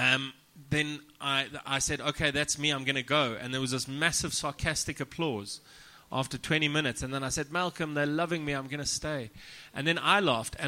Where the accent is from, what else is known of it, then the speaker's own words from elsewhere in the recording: South Africa; I'm from South Africa.